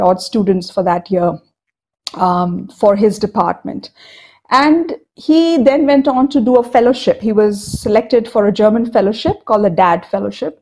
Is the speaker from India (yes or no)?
yes; Ahmedabad, Gujarat, India; also born or lived in Cuttack, Odisha; I grew up in Ahmedabad in the early 70s and early 80s